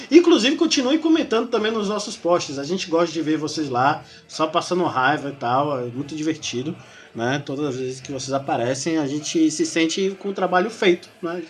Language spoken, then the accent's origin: Portuguese; Northeast Region, Brazil; Eu sou do Nordeste, a maior parte da Lady Dragons é do Nordeste. E aqui, aqui na região de Salvador, principalmente, nós somos afobados.